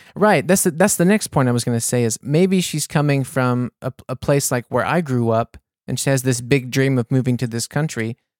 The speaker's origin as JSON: {"language": "English", "country": "United States", "also_born_or_lived": "New Orleans, Louisiana", "moved": "as an adult", "lives_now": "Munich, Germany", "said": "I'm from the States, I'd have to give up my American citizenship"}